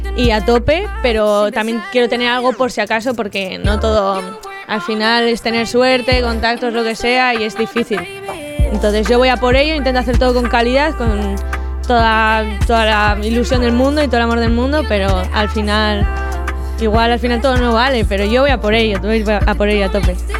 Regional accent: San Vicente de la Sonsierra, La Rioja, Spain; a los de mi pueblo nos llaman Macanes

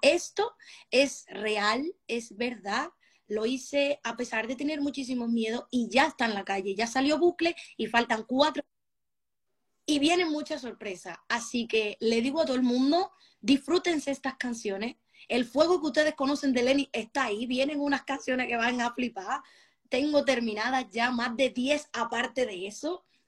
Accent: Spain; Tengo sangre, como se me nota, dominicanísima. Me crié en España

